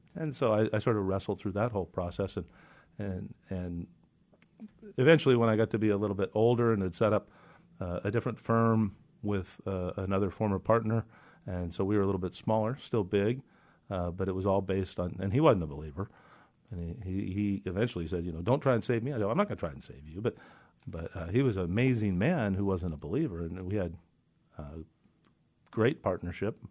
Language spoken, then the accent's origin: English; Reardan, Washington, United States; also born or lived in Walla Walla, Washington; I was born in Reardon, Spokane, so I'm an Eastern Washington guy.